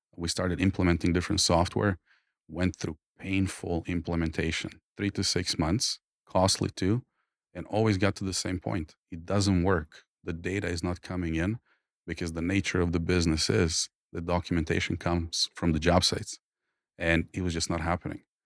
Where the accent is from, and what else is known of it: Croatia; born or raised there; English is a second language; moved away as an adult